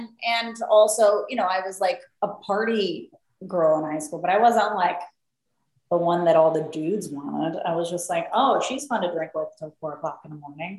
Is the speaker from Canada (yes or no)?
no; Mexico City, Mexico; moved away; I grew up in the Mexico City.